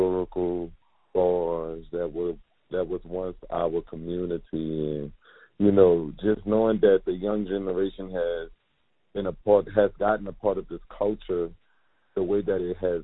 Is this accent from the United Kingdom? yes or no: no; New Orleans, Louisiana, United States; Born and raised in the Treme neighborhood, grew up in the Abbeville housing projects, born and raised